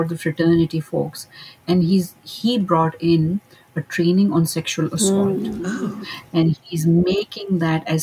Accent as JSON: {"language": "English", "country": "Pakistan", "moved": "as an adult", "lives_now": "Dallas, United States", "said": "Originally, I am from Pakistan."}